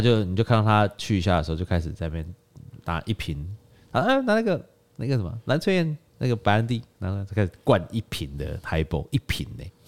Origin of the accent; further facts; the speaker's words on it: Taiwan; 像我们台湾人是亚热带区嘛